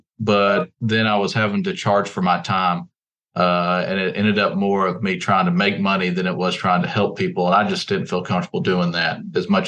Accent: Stuttgart, Arkansas, United States; I grew up in Stuttgart

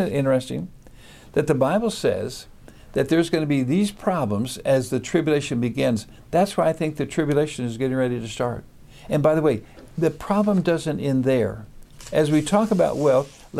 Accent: Wichita, Kansas, United States; In my hometown of Wichita, Kansas

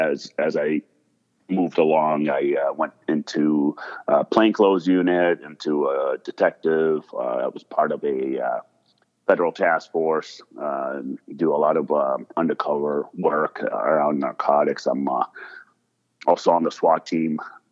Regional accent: United States; also born or lived in Monrovia, Liberia / Lebanon; I grew up in America

